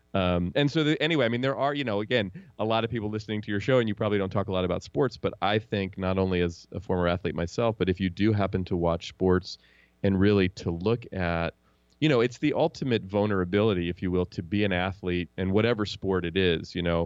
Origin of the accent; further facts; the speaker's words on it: Oakland, California, United States; also born or lived in Marin County; I grew up in Oakland where the Warriors play. I still live here in the Bay Area